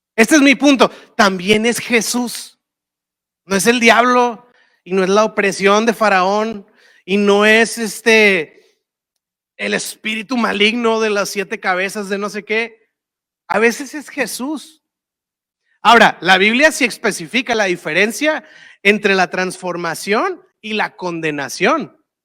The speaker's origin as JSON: {"language": "Spanish", "town": "Monterrey", "region": "Nuevo León", "country": "Mexico", "said": "yo soy de Monterrey, ya sabes, y pues acá en Monterrey tenemos todo"}